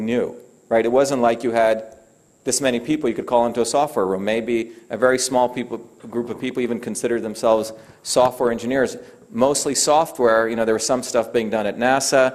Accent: Mumbai, Maharashtra, India; moved away; also born or lived in Rajapalayam, Tamil Nadu, India; I grew up in Bombay

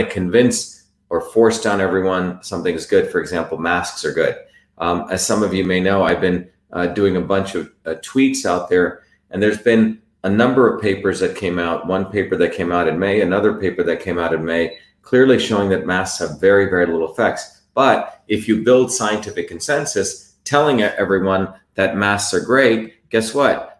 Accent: Mumbai, Maharashtra, India; now in Massachusetts, United States; I grew up in Bombay, by the way, what's now called Mumbai

